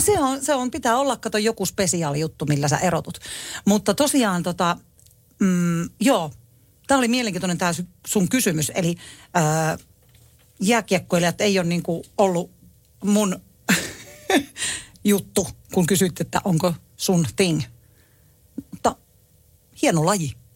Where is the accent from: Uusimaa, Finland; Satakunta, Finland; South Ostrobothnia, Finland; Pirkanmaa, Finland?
Pirkanmaa, Finland; Tampere; minähän on asunut na- nuoruuteni Tampereella